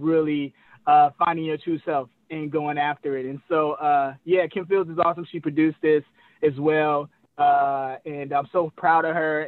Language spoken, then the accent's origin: English; Chicago, Illinois, United States; now in California, United States; we're from Chicago